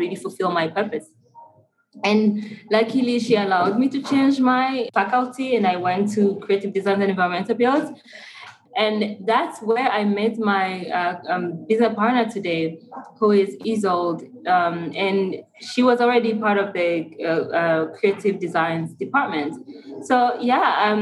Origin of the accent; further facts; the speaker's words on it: Kigali, Rwanda; I was born and raised in Rwanda, Kigali